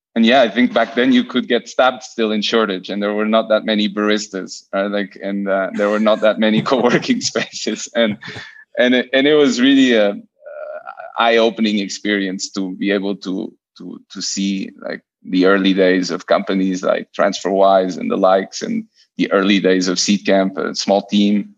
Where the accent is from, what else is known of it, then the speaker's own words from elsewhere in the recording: Lisbon, Portugal; also born or lived in Buenos Aires / Barcelona; I'm I'm Portuguese. I was born and raised in Lisbon